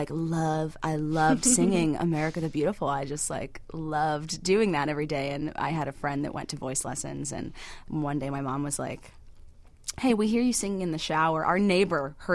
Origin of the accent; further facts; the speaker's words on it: Pittsburgh, Pennsylvania, United States; moved away as an adult; now in Chicago, United States; I'm actually from Pittsburgh, but I came here for college. So I've been here for 7 years.